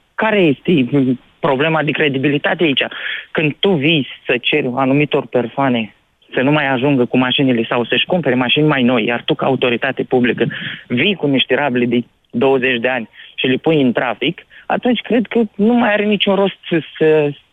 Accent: Iași, Iași County, Romania; Eu sunt din Iași

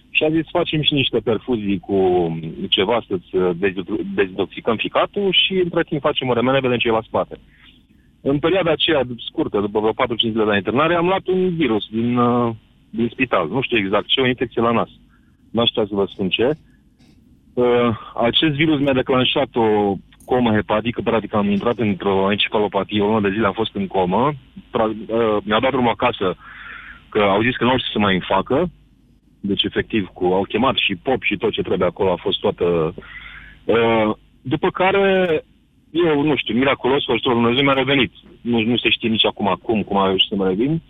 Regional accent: Brașov, Brașov County, Romania; Deci eu anul trecut uh, sunt din Brașov

